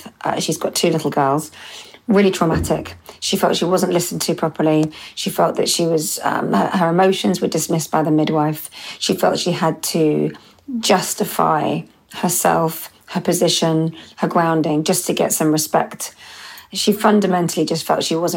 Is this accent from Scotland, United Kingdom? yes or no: no; London, United Kingdom; they're my hometown